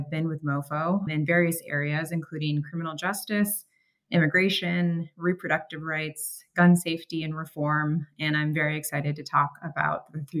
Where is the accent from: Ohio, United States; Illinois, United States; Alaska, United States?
Illinois, United States; Chicago; moved away as an adult; also born or lived in Hawaii; now in Tokyo, Japan; I'm originally from Chicago, and then I went to law school in Chicago. I clerked for state and federal courts in Hawaii, and now I'm based in MoFo's Tokyo office.